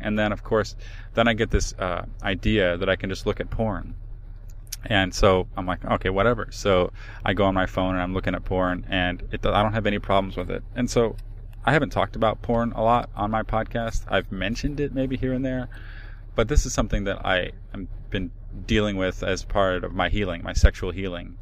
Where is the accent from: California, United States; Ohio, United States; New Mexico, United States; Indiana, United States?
Ohio, United States; Cleveland; I'm from Cleveland.